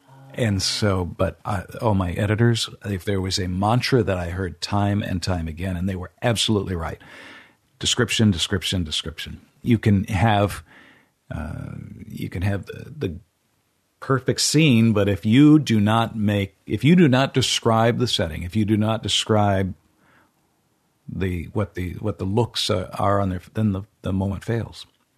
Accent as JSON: {"language": "English", "town": "Enterprise", "region": "Oregon", "country": "United States", "said": "I'm from Enterprise, Oregon."}